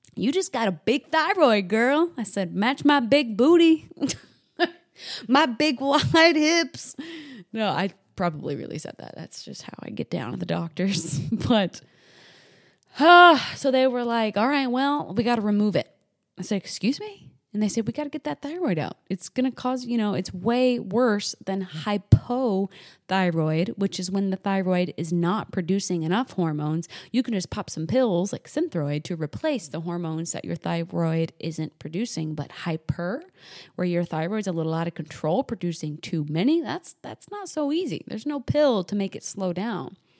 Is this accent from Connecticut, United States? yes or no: no; New Hampshire, United States; moved away as an adult; also born or lived in the Carolinas; I moved from New Hampshire, where I was raised, down to the Carolinas